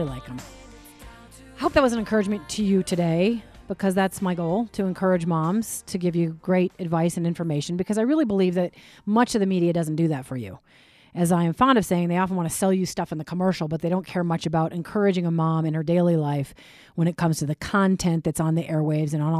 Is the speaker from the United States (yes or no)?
yes; Minnesota, United States; when I was 11, I was growing up in Minnesota